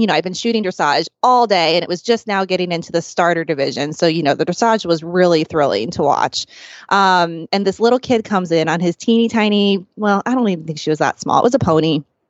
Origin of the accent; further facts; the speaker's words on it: St. Louis, Missouri, United States; now in San Diego, United States; I'm from St. Louis